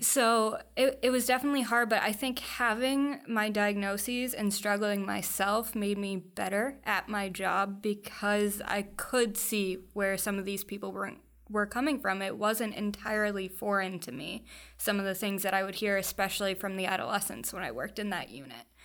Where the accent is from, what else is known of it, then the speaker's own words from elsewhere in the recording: Foxborough, Massachusetts, United States; I grew up in Foxborough, so right around the corner. Um, spent almost my entire life there.